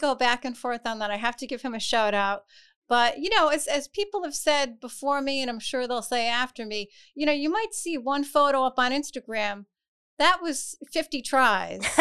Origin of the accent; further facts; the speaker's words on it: Providence, Rhode Island, United States; Providence. I actually grew up in the, uh, West End.